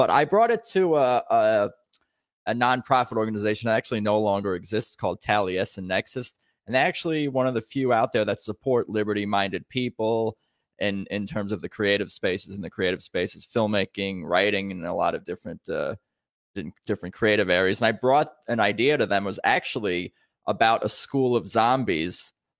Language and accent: English; Long Island, New York, United States; I'm from New York originally, from Long Island.